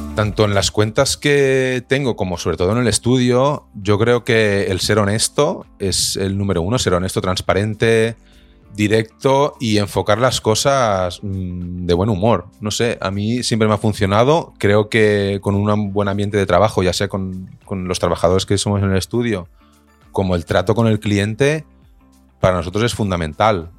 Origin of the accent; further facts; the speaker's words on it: Viladecans, Catalonia, Spain; yo soy de Vila de Cans